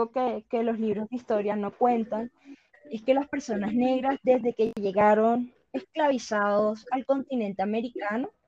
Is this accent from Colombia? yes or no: yes; Caribbean Region, Colombia; En la costa caribe, que es de donde yo soy, em, tenemos el bullerengue, el garabato, mapalé, la cumbia.